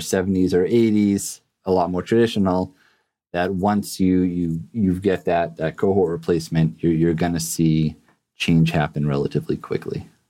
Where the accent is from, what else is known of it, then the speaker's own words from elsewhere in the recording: Massachusetts, United States; I was born and raised in Massachusetts